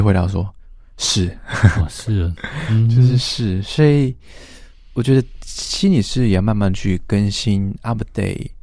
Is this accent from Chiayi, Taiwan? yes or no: no; Taitung County, Taiwan; 我台东人